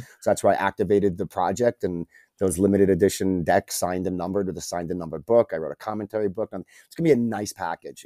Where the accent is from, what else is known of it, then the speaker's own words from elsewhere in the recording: New York City, New York, United States; moved away as an adult; also born or lived in Japan; now in Mexico; growing up in New York